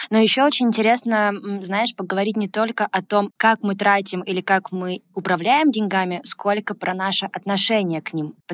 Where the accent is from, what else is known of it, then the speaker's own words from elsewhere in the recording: Izhevsk, Udmurtia, Russia; Я из Ижевска.